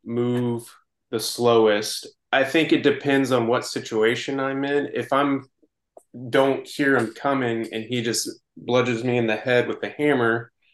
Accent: Texas, United States; I'm from Texas. I know how these hills work, or these flatlands.

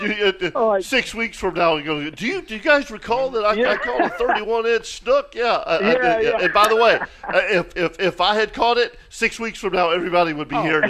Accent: Palm Valley, Florida, United States; growing up in Palm Valley

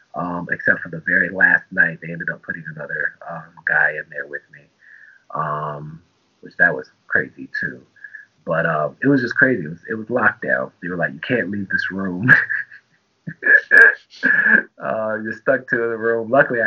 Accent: Tampa, Florida, United States; also born or lived in Germany; I'm a military brat, so I'm from Germany and Tampa, Florida. Traveled every 3 years, always the new kid.

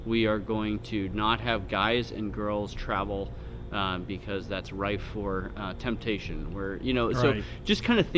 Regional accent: San Francisco Bay Area, California, United States; I grew up in the San Francisco Bay Area

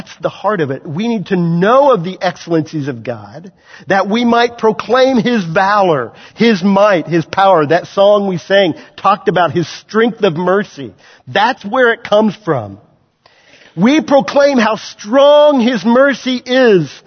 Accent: Waverly, Kansas, United States; moved away; I grew up in Waverly, Kansas, guys. I'm no city boy. I grew up around farm people, a town of 600

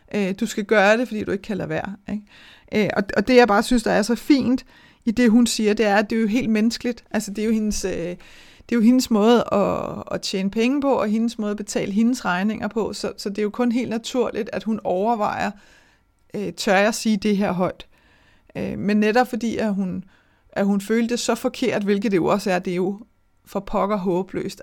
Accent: Denmark; vi danskere

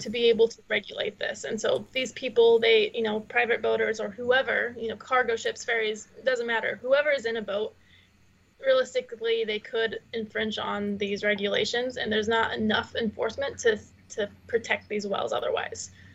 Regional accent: Utah, United States; moved away; I grew up in Utah

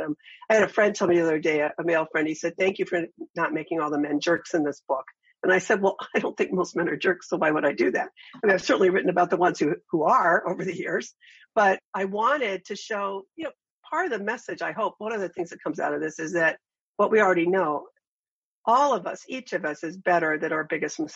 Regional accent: Ashtabula, Ohio, United States; moved away; It was 26,000 when I was there

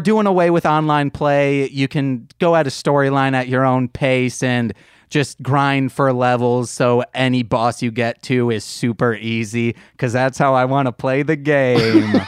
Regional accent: Muskegon, Michigan, United States; we're from Michigan, Muskegon, Michigan

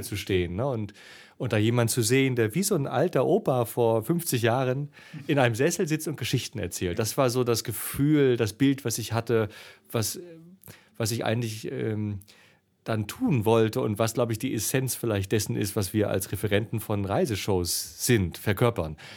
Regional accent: East Germany, Germany; ich bin ja Ossi

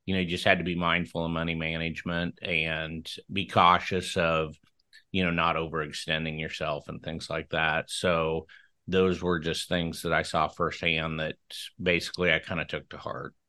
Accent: Franklin, Nebraska, United States; born or raised there

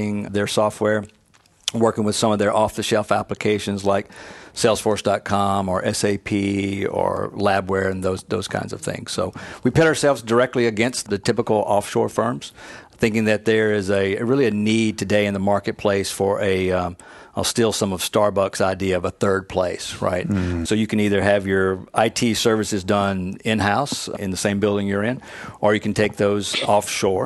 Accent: North Mississippi, United States; I was born in North Mississippi, two-stoplight town in a rural part of Mississippi

